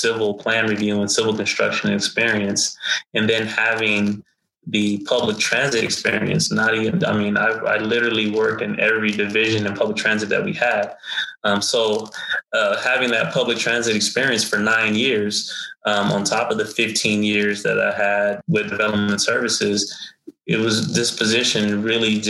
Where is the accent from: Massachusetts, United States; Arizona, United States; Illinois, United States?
Arizona, United States; Phoenix; I come from South Phoenix. I still live in South Phoenix